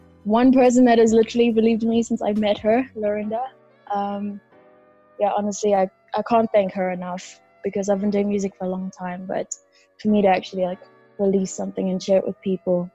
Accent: South Africa; born and raised in South Africa, I have Kenyan parents.

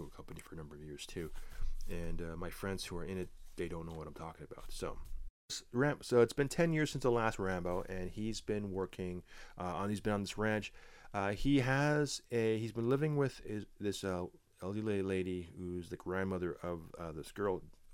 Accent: Canada; me being a Canadian boy

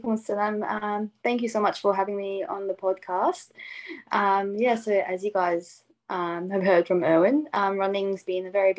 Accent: Hobart, Tasmania, Australia; also born or lived in Casablanca, Morocco / Sydney, Australia; And I moved to Australia when I was 4, so quite young. Me and my family lived in Sydney for a few years. And then my dad bought some land in Hobart, so Hobart, Tasmania, and built our house.

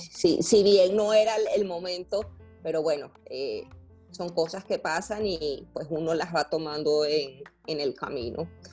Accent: Valencia, Carabobo, Venezuela; moved away as an adult; also born or lived in Medellín, Colombia; yo soy de Valencia, del estado Carabobo.

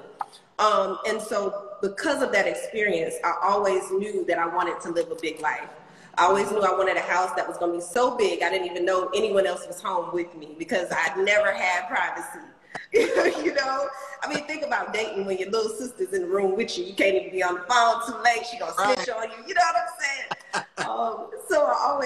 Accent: Hinesville, Georgia, United States; I was obviously born and raised in Hinesville, Georgia

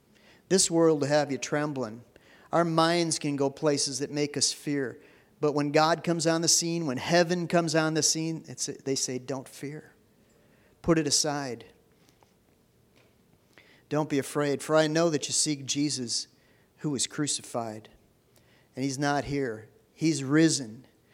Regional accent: Minneapolis, Minnesota, United States; the neighborhood that I was growing up in North Minneapolis.

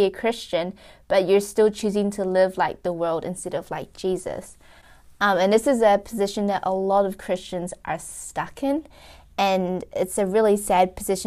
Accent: Wellington, New Zealand; we are from Wellington

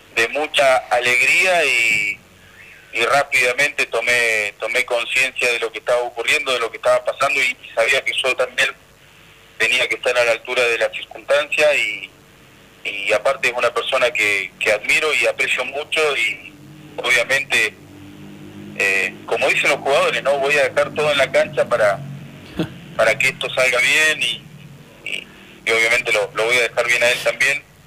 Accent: Santa Cruz, Argentina; porque somos Santa santacruceños, porque somos argentinos, porque vivimos en esta tierra

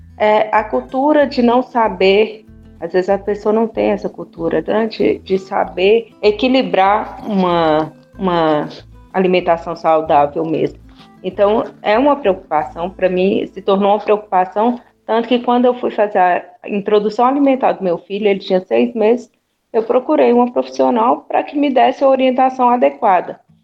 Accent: Minas Gerais, Brazil; uma boa mineira

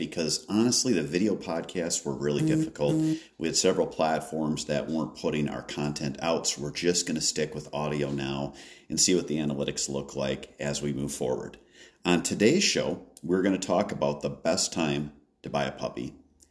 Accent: Wisconsin, United States; In my home state of Wisconsin

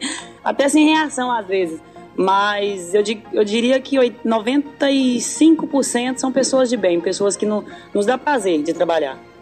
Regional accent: north of Minas Gerais, Brazil; A gente vem do norte de Minas

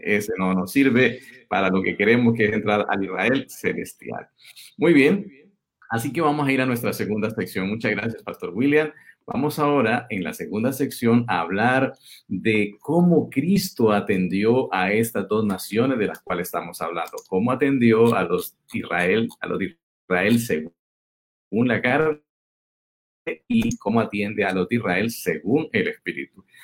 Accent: Colombia; yo soy colombiano, esta es mi casa

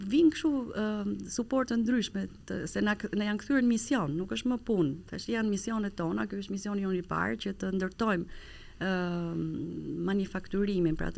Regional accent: Kukës, Kukës County, Albania; also born or lived in Vlorë; unë në fakt jam me origjinë nga Vlora lindur e rritur në Kukës 97-ën e kalova në Vlorë

